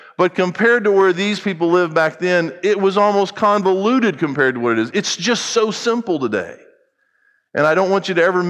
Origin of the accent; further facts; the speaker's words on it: United States; I happen to be an American